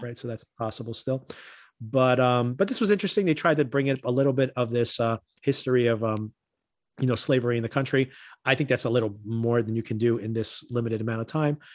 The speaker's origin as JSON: {"language": "English", "town": "Newark", "region": "New Jersey", "country": "United States", "tie": "born or raised there", "said": "I grew up in Newark"}